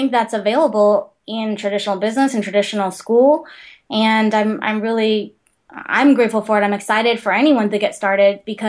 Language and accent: English; Big Island, Hawaii, United States; I grew up on the Big Island